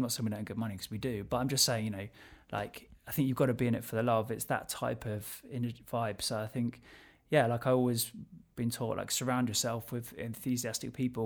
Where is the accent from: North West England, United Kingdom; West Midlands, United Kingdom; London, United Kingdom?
London, United Kingdom; So I'm from Southwest London. I still live in Southwest London.